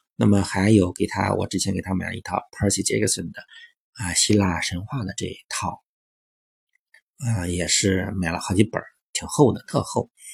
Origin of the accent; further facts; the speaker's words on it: China; 那我对应到我们中国的话